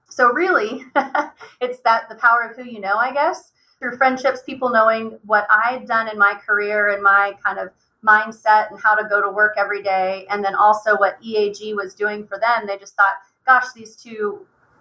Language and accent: English; Oklahoma, United States; And I grew up in Oklahoma